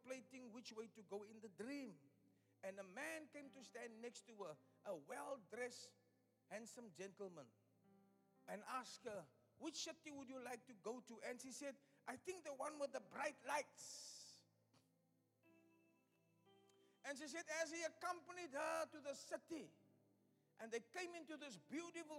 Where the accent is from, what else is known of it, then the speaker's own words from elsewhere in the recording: Cape Town, Western Cape, South Africa; moved away as an adult; also born or lived in Delft / Upington; My hometown where I come from, Elsies